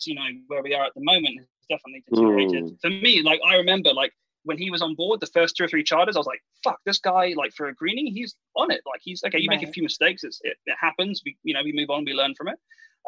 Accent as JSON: {"language": "English", "region": "England", "country": "United Kingdom", "tie": "born or raised there", "moved": "yes", "said": "I'm English"}